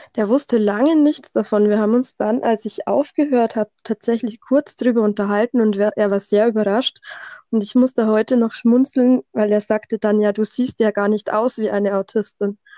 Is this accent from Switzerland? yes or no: no; Bavaria, Germany; accent: Bavarian dialect; komme aus Bayern, wie man wahrscheinlich ein bisschen an meinem Dialekt hört